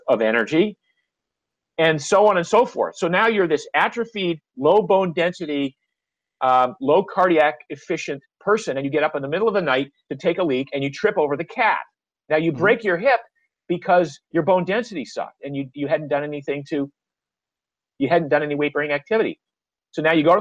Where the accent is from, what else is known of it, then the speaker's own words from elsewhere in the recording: Maine, United States; moved away; I grew up in Maine where the water's always cold.